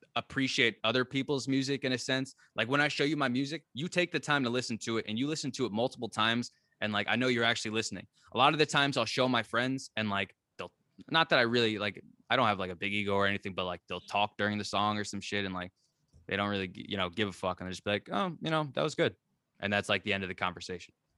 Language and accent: English; New Jersey, United States; moved away as an adult; now in Catskills, United States; I'm from New Jersey. Right now, I'm living in the Catskills.